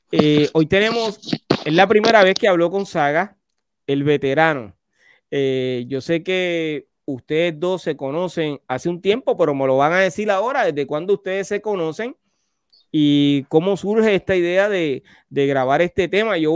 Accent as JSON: {"language": "Spanish", "town": "Medellín", "region": "Antioquia", "country": "Colombia", "said": "yo soy paisa. Yo soy de Medellín."}